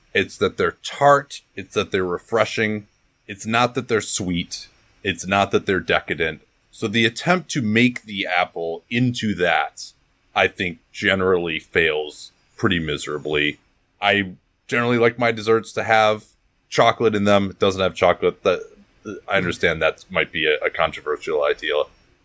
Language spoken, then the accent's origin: English; United States; as an American